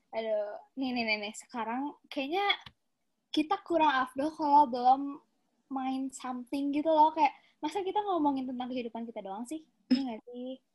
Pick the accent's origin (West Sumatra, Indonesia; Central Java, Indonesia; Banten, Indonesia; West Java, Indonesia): West Java, Indonesia; Bandung; gue asal dari Bandung